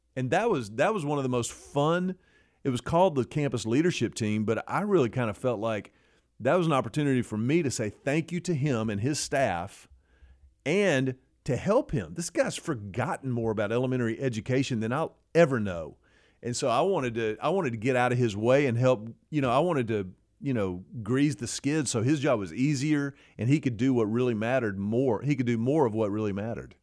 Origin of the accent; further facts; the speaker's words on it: Houston, Texas, United States; I grew up in Houston at Second Baptist Church